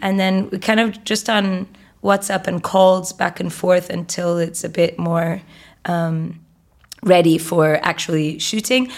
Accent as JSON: {"language": "English", "country": "Egypt", "tie": "born or raised there", "said": "Egyptian, and I grew up in Egypt"}